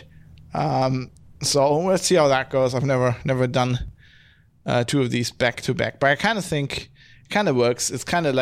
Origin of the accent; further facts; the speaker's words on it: Duisburg, North Rhine-Westphalia, Germany; I'm from Duisburg in Germany